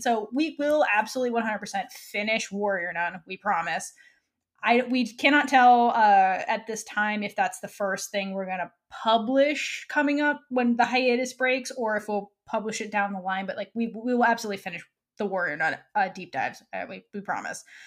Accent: Florida, United States; moved away; also born or lived in New York; home state of Florida. Um, It's not really my home state, but it's where I grew

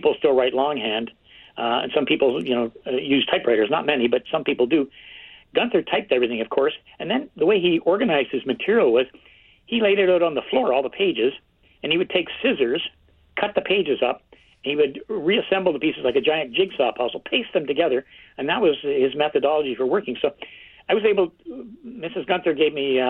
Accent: Kingston, Ontario, Canada; I grew up in Kingston, Ontario, where I live now

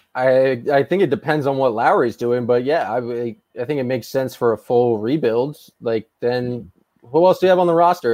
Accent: Boston, Massachusetts, United States; I grew up in Boston

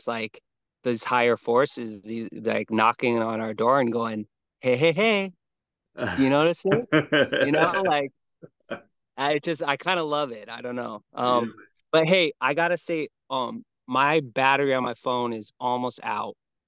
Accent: Hawaii, United States; I grew up here in Hawaii

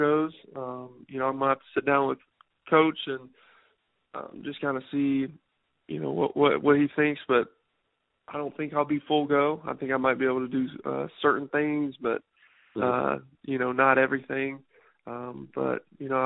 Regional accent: South Carolina, United States; moved away as an adult; also born or lived in Colorado; play for my home state

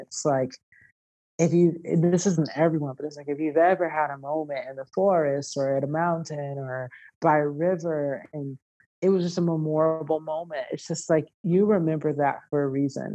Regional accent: Georgia, United States; moved away; also born or lived in California; I was born in California, but I was raised in Georgia

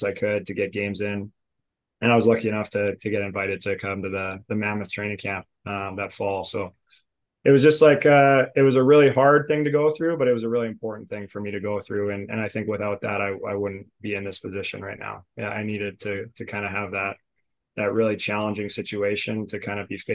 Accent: Alberta, Canada; moved away as an adult; I was like 18 going into school, and I came from Alberta, where we had like, we have a pretty small lacrosse community

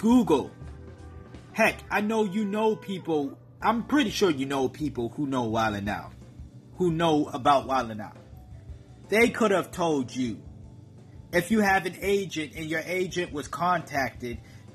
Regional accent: Massachusetts, United States; I'm from Massachusetts

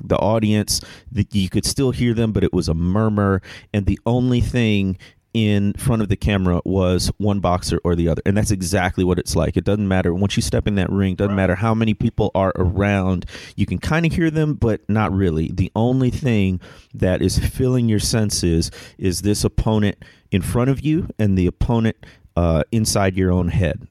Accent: Midwest, United States; moved away; also born or lived in Orlando, Florida; I grew up in the Midwest

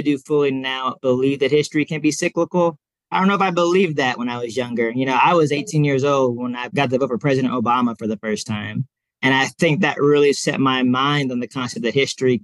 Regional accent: Montgomery, Alabama, United States; now in Tulsa, United States; I'm from Montgomery, Alabama. And I have some friends who still live there

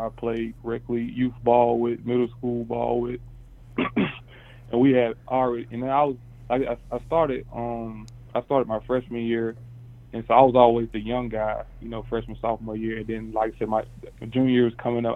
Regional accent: South Carolina, United States; I'm from South Carolina

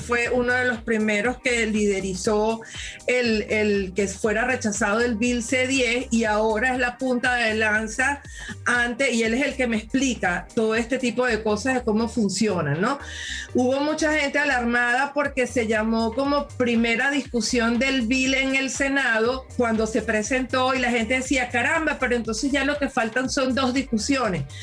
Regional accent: Venezuela; now in Canada; como venezolana

